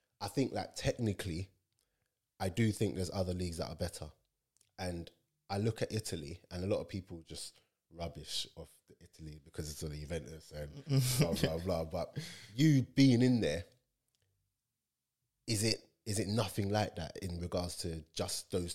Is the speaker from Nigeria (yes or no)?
yes; Nigeria; I'm Nigerian